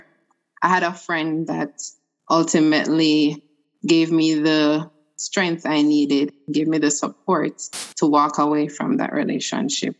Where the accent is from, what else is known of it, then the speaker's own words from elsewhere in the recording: Kingston, Jamaica; now in Florida, United States; I am originally from Kingston, Jamaica, but I now reside in Florida in the U.S.